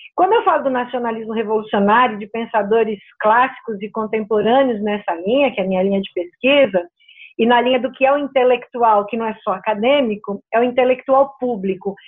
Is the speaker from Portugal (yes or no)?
no; Brazil; Nós que somos brasileiros